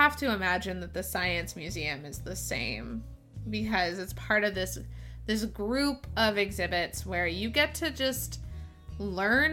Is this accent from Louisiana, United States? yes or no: no; Oakland, California, United States; I grew up in the Bay Area